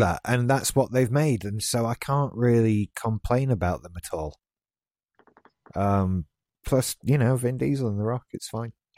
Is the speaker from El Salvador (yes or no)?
no; United Kingdom; being British